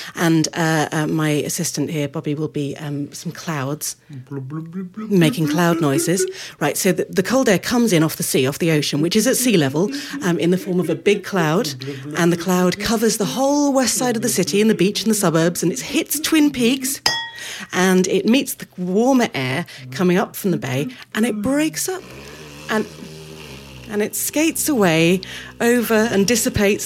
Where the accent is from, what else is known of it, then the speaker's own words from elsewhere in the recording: United Kingdom; now in San Francisco, United States; I'm really British